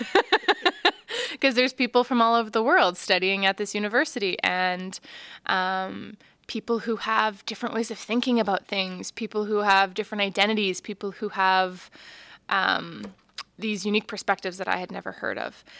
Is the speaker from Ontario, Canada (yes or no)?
no; Martensville, Saskatchewan, Canada; now in Saskatoon, Canada; growing up in Martinsville was really beautiful in some ways.